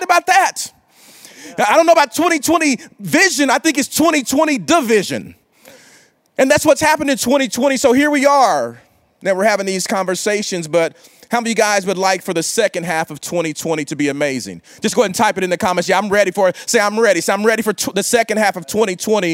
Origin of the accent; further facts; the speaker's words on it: Oklahoma, United States; In Oklahoma, like I'm from the South. I mean, we kind of call ourselves the South, but we're the Midwest